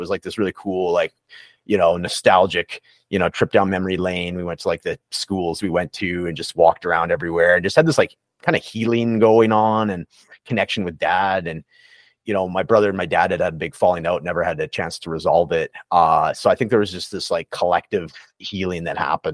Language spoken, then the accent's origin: English; Prince George, British Columbia, Canada; accent: Canadian; moved away; also born or lived in Edmonton; it's my hometown, the Prince George